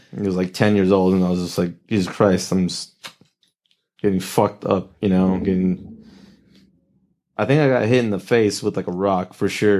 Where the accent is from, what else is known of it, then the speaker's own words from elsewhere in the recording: Oxnard, California, United States; Oxnard, born and raised Ventura yeah, Ventura County